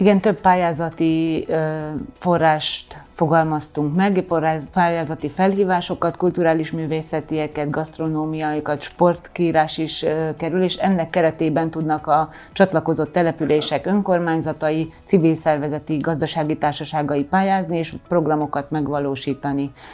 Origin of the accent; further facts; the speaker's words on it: Kőszeg, Vas, Hungary; moved away; also born or lived in Veszprém; hiszen hát én ott, ott születtem, ott nőttem fel